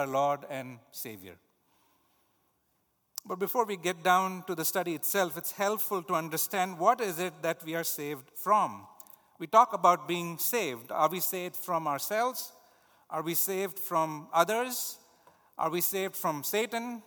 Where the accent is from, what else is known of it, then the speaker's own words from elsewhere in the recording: India; moved away; Hinduism, the religion the culture that I grew up in India